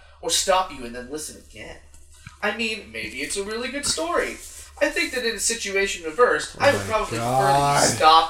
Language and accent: English; San Francisco, California, United States; I grew up here in San Francisco.